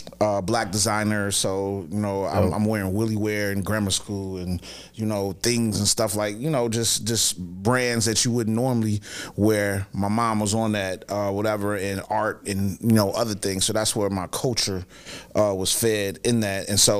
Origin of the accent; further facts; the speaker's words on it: Chicago, Illinois, United States; the experience of growing up in Hyde Park, in my POV, was just amazing.